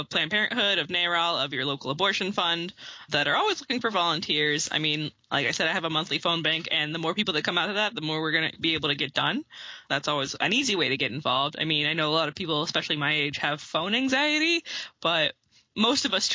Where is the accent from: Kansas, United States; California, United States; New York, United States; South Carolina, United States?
South Carolina, United States; moved away as an adult; now in Ohio, United States; I'm from South Carolina originally, and I moved to Ohio in 2014